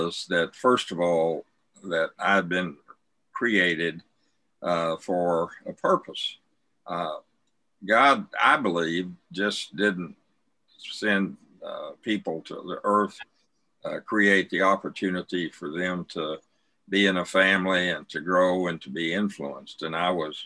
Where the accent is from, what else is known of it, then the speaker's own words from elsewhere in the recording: Snyder, Texas, United States; I was raised out in West Texas in a town called Snyder, Texas. It's between Abilene and Lubbock